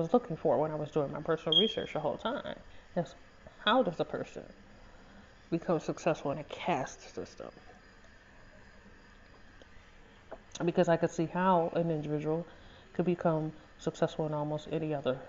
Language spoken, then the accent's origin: English; Detroit, Michigan, United States; also born or lived in North End, Detroit / Hamtramck; I was born and raised in Southwest Detroit